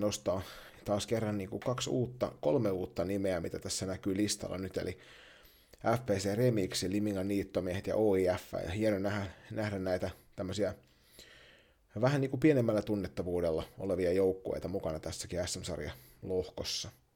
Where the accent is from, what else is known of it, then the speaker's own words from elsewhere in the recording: Kirkkonummi, Uusimaa, Finland; moved away; tässä on joku kirkkonummi-yhteys vanhan kotikuntani kautta